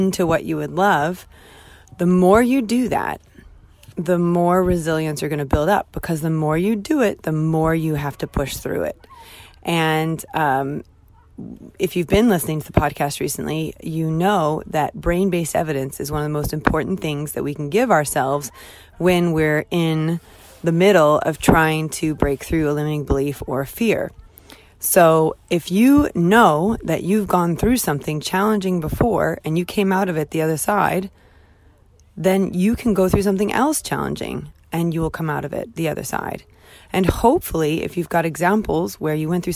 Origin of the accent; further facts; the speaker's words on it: United States; now in United Kingdom; I'm American, clearly, and I'm not British